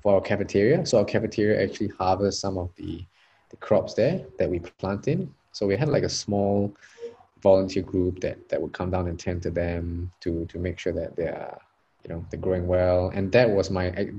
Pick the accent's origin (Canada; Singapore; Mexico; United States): Singapore; also born or lived in Australia